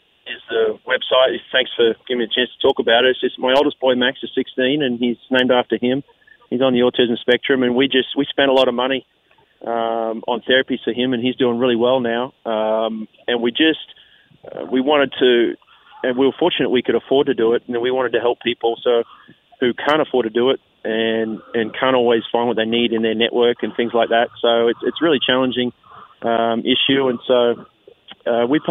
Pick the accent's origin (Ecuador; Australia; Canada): Australia; born or raised there; moved away as an adult; now in United States